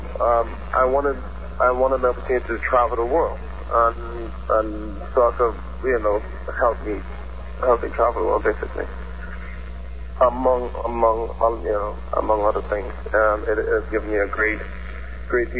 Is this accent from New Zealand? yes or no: no; Trinidad & Tobago; moved away; growing up in the Caribbean, like down south, we tend to play a lot of different sports